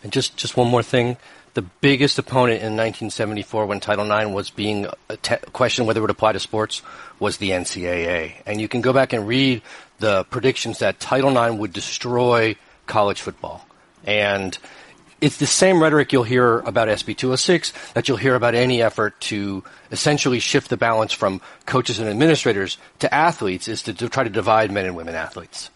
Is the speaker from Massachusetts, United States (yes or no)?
yes; Boston, Massachusetts, United States; I'm from Boston